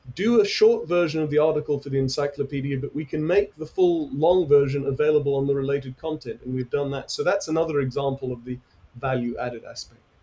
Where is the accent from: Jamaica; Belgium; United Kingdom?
United Kingdom; I'm from Britain